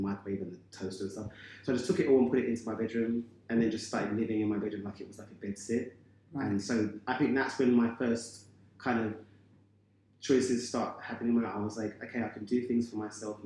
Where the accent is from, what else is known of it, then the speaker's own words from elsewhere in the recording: London, United Kingdom; I have six brothers and sisters, but our family, I'm from Bermondsey